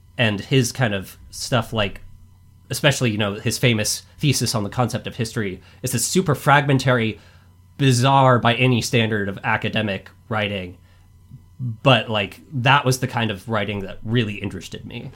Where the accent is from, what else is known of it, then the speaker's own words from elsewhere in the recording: Boise, Idaho, United States; I am from Boise, Idaho